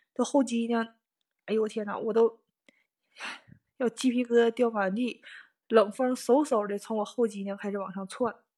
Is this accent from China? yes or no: yes; Northeast China, China; moved away as an adult; now in Tokyo, Japan; 我是东北人嘛，冬天和秋天那就特别明显，冷嘛